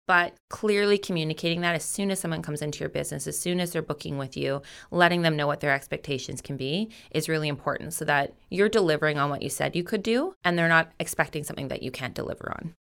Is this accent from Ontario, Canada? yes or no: no; North Island, British Columbia, Canada; Growing up on the North Island, I've always been a part of the industry